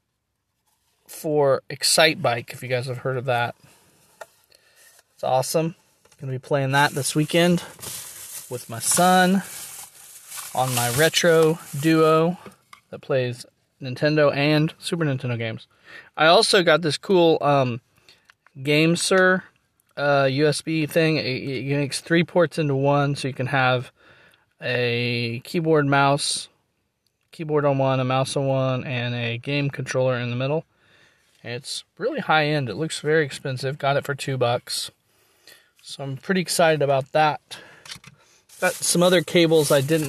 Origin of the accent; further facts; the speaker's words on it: Nevada, Missouri, United States; my hometown, local, or at least in my home county